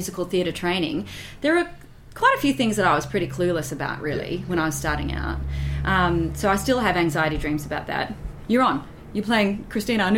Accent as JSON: {"language": "English", "country": "Australia", "moved": "yes", "said": "little old me from Australia"}